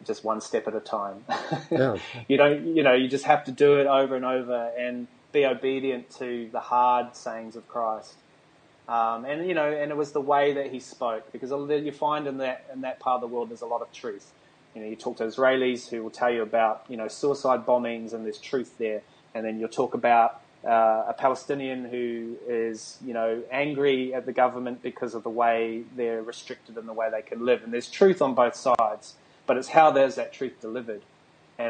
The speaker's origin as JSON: {"language": "English", "country": "New Zealand", "tie": "born or raised there", "moved": "yes", "lives_now": "Australia", "said": "I live in Australia. I was born in New Zealand, a tiny little island at the bottom of the world"}